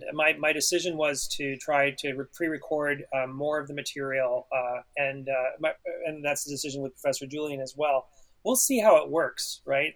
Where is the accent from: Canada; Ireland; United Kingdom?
Canada; Ottawa, Ontario; as a student in Ontario, uh, in, growing up in Ottawa